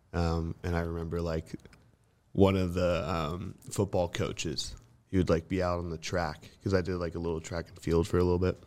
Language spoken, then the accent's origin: English; Central Coast, California, United States; moved away as an adult; now in Los Angeles, United States; it's Seninas Valley, so it's, like, a little north of, like, Ventura, Santa Barbara area.